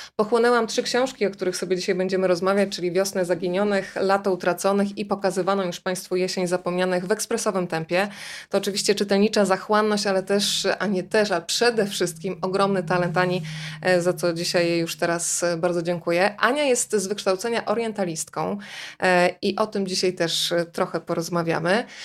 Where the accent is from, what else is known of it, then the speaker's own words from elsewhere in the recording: Rzeszów, Subcarpathian Voivodeship, Poland; ja jestem dziewczyną z Rzeszowa